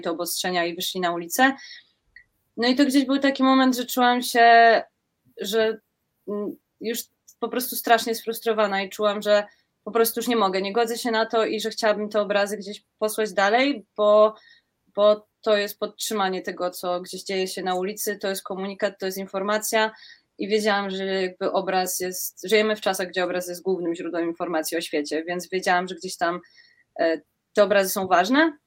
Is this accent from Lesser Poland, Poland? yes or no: yes; Kraków, Lesser Poland, Poland; ja jestem z Krakowa